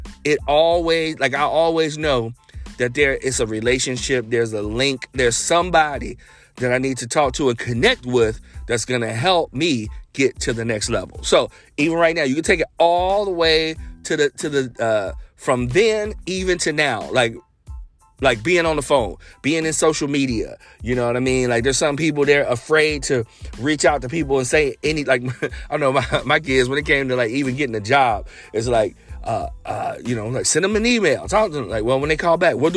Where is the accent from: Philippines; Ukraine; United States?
United States; Cincinnati, Ohio; growing up in Cincinnati